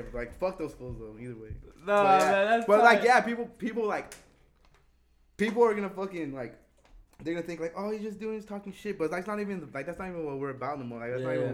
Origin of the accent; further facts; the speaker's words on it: Rialto, California, United States; I grew up in Rialto